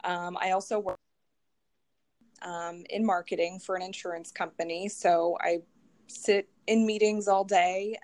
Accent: Philadelphia area, Pennsylvania, United States; I grew up in the area

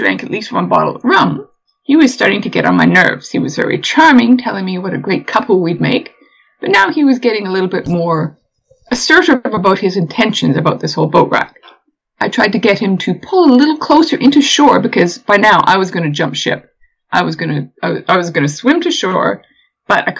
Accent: Canada; moved away as an adult; now in England, United Kingdom; I'm from Canada

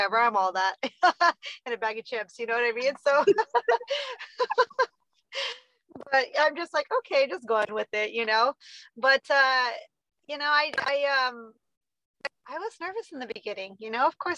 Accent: Southern California, United States; also born or lived in Riverside, California; now in Bakersfield, United States; I'm from SoCal. I started my recovery in Riverside, California. We're now in Bakersfield

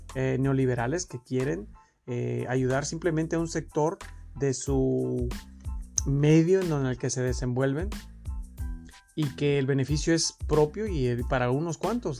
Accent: Mexico; tenemos nosotros como mexicanos

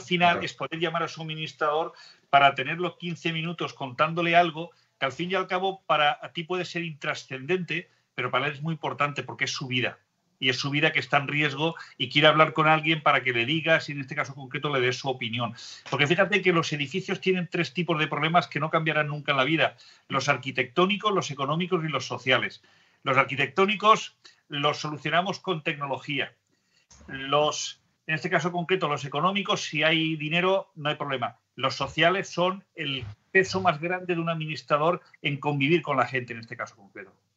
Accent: Spain; somos pocos los españoles

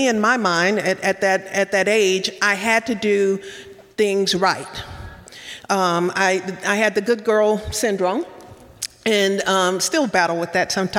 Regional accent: Louisiana, United States; I grew up in Louisiana, a small town

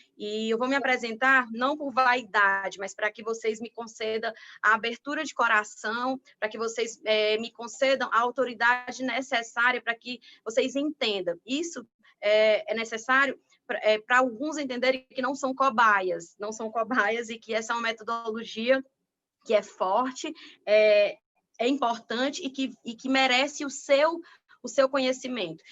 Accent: Piauí, Brazil; moved away; no meu estado natal

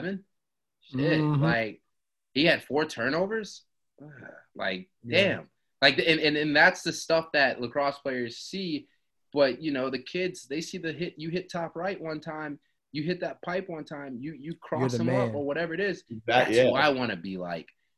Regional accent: Atlanta, Georgia, United States; I'm from Atlanta as well

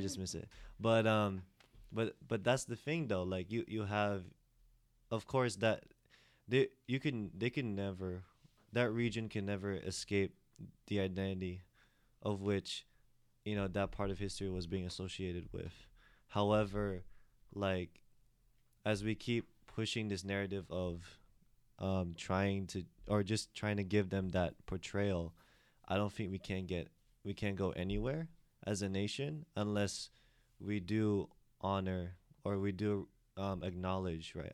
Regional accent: United States; also born or lived in Philippines; I grew up in the States, therefore my accent is different

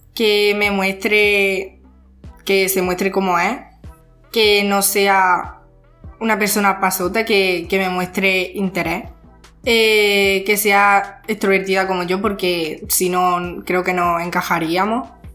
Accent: Jaén, Andalusia, Spain; Soy de Jaén y estudio en la ESO

